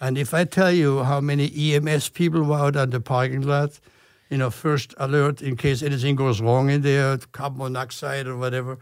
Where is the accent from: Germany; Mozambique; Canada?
Germany; English is a second language; moved away as an adult; now in United States; I'm from Germany, I was supposed to be here only for one year